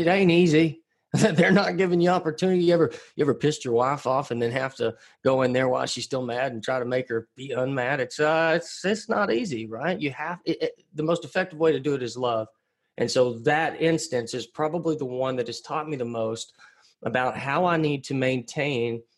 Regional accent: Pottsboro, Texas, United States; moved away as an adult; I'm a framer's son from Pottsboro, Texas. I actually live back in my hometown again now

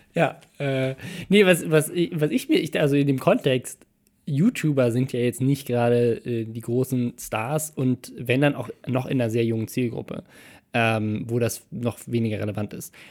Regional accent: Starnberg, Bavaria, Germany; da wo ich herkomme, in Starnberg

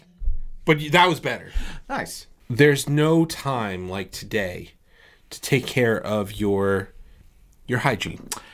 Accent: New York, United States; we're we're from New York. We're here in New York

